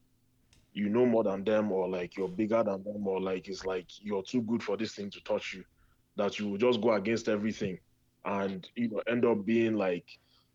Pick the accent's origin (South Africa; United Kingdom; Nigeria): Nigeria; now in Chicago, United States; as a Nigerian, as a young Nigerian